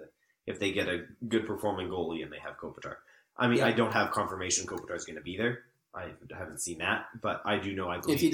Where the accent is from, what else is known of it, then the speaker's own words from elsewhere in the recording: Canada; because we're Canadian, we follow Canadian news